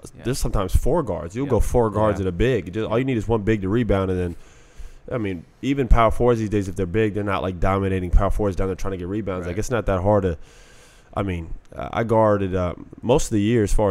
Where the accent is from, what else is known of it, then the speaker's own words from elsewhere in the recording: Orlando, Florida, United States; I grew up in Orlando